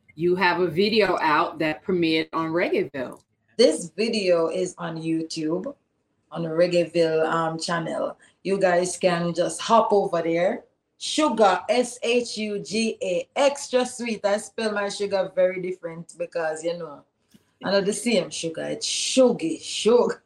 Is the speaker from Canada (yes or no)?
no; Jamaica; I'm a Jamaican. And here I am thinking about the struggles of my people here in Jamaica